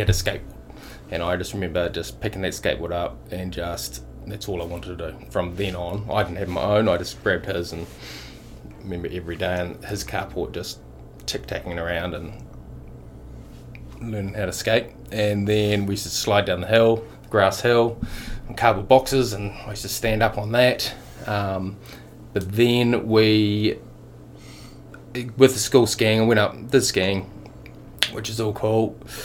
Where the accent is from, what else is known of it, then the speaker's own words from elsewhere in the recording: Queenstown, Otago, New Zealand; also born or lived in Dunedin / Rangiora / Christchurch; now in Wanaka, New Zealand; I'm from Wanaka now, but I was born in Dunedin. And we lived there until I was five, and then we moved to Rangiora in Christchurch for a couple of years, and then moved to Queenie when I was around 86.